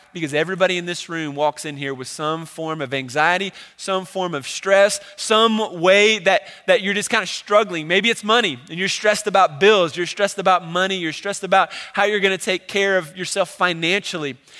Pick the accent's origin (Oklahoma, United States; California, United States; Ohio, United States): Ohio, United States; Cincinnati; I grew up in Cincinnati, Ohio